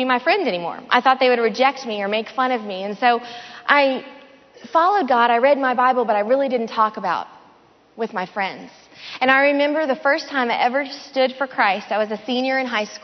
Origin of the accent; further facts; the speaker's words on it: the South, United States; I grew up in the South. My whole family is from either Memphis, Tennessee, or Mississippi